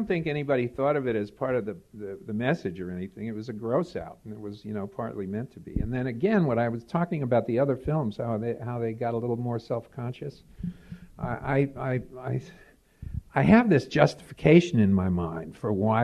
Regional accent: New York City, New York, United States; now in Pittsburgh, United States; I grew up in New York, and I fled. You know, I never knew about Manhattan. I was a Bronx kid

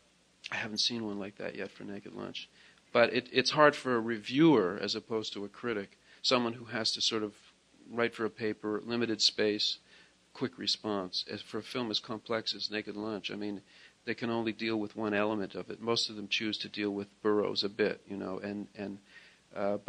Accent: Toronto, Ontario, Canada; where I lived and where I grew up in Toronto

